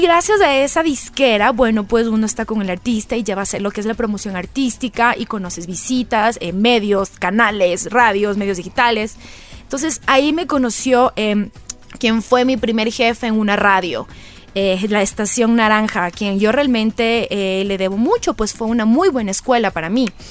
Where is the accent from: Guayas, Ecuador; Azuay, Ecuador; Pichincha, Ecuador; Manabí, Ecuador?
Manabí, Ecuador; Manta; also born or lived in Quito; me crié en Playa Murciélago, en Manta